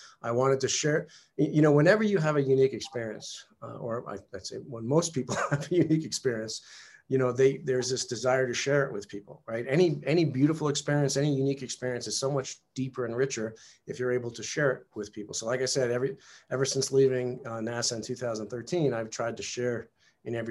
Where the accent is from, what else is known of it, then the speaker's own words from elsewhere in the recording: New York, United States; I was, you know, a typical male teenager growing up in New York in the 70s